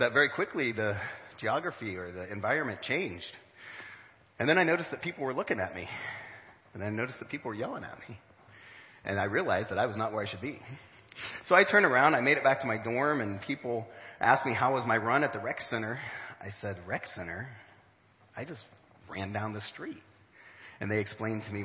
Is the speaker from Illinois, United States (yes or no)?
yes; Smithfield, Illinois, United States; also born or lived in St. Louis, Missouri; I grew up around here, from the great metropolitan area of Smithfield